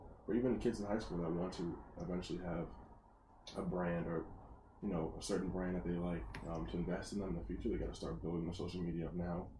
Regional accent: Fogelsville, Pennsylvania, United States; moved away as an adult; now in New Albany, United States; I'm from a place called Fogelsville, Pennsylvania

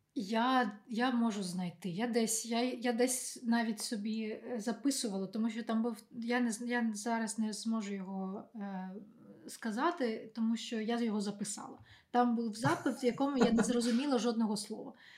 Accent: Ukraine; moved away; я з України

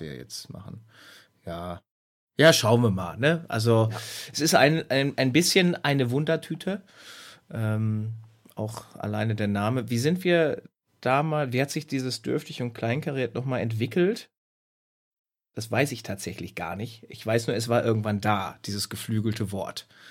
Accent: Hamm, North Rhine-Westphalia, Germany; now in Münster, Germany; Ich, ich, ich wohne in Münster. Ich komme aus, aus Hamm

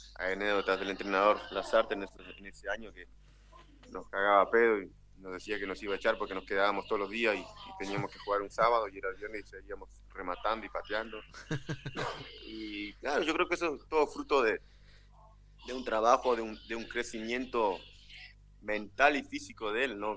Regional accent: Artigas, Uruguay; En mi ciudad natal, Artigas, capital, al norte del país

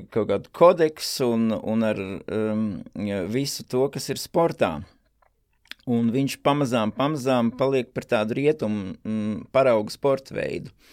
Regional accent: Valmiera, Vidzeme, Latvia; es esmu no Valmieras, un Valmierā nebija E, nekādas sekcijas.

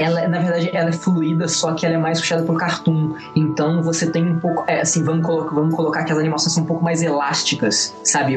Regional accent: Juiz de Fora, Minas Gerais, Brazil; Eu sou é, é distrito do Rio de Janeiro, né? Juiz de Fora, Minas Gerais

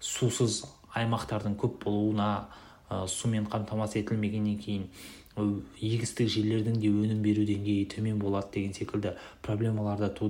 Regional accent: Shardara, Turkistan Region, Kazakhstan; оңтүстік қазақстан облысы шардара өңірінің тумасымын сырдария өзенінің бойында өскен балалардың бірімін

